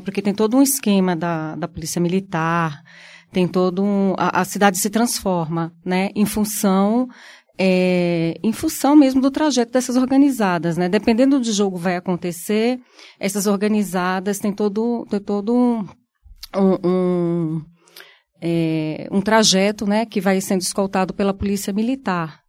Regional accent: Brazil; como brasileiro

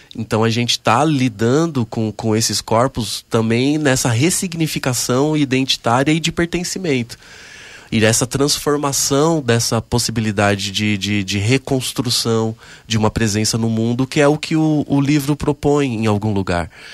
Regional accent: Mauá, São Paulo, Brazil; na cidade de Mauá, que é onde eu nasci e me criei, né? Eu sou do ABC paulista

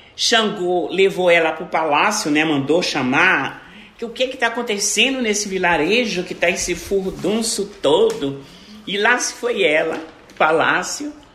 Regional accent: Brazil; eu sou brasileira

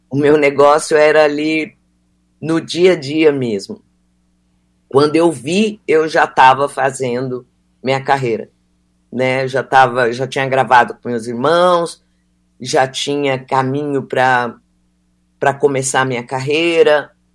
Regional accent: Mato Grosso do Sul, Brazil; moved away; eu sou do Mato Grosso do Sul e ali e nunca parei de, de frequentar ali

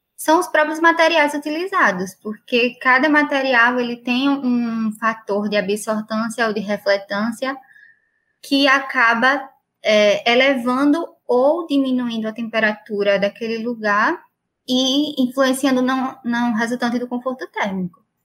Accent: Maceió, Alagoas, Brazil; moved away; also born or lived in Brasília / São Paulo; eu sou de Maceió

